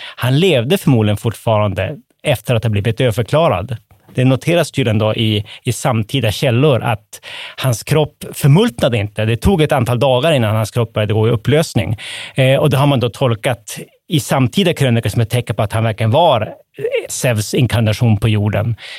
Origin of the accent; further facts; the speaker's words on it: Västerbotten County, Sweden; som västerbottning